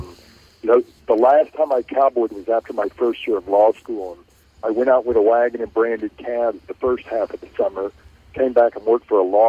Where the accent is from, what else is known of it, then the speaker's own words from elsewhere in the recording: Richardson, Texas, United States; I grew up in Richardson, Texas, a suburb of Dallas, just always wanted to be a cowboy.